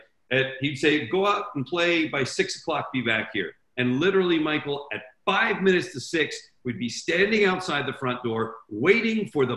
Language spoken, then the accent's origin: English; Switzerland; when I was 8 years old, growing up in Switzerland